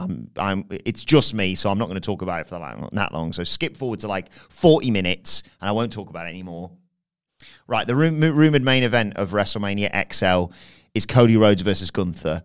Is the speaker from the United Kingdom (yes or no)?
yes; England, United Kingdom; as an English person.